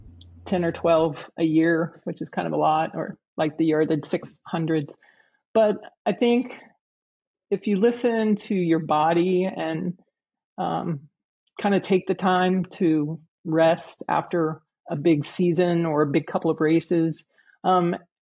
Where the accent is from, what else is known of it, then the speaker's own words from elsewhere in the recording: Huntsville, Alabama, United States; my hometown